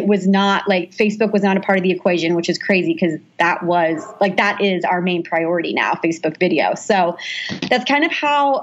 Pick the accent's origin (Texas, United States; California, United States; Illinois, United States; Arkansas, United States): Texas, United States; suburb of Austin; moved away as an adult; also born or lived in Fort Worth, Texas; now in Los Angeles, United States; So I'm from Texas. I grew up in a suburb of Austin